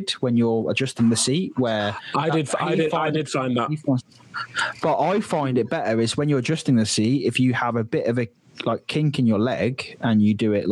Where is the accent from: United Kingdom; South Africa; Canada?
United Kingdom; near Drayton Manor, West Midlands; growing up near Drayton Manor